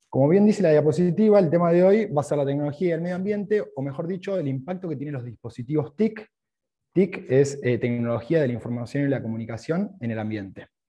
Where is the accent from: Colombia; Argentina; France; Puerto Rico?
Argentina; Rosario, Santa Fe; also born or lived in Australia; Cuando llego aquí a Argentina, a Rosario, yo soy de Rosario